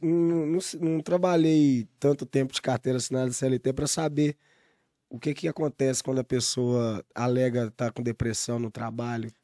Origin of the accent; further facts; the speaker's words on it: Belo Horizonte, Minas Gerais, Brazil; Ser reconhecido como mineiro que faz rap, um belo horizontino que faz música